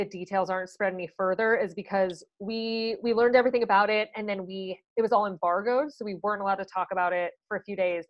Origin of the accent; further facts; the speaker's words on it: Chicago, Illinois, United States; I'm from Chicago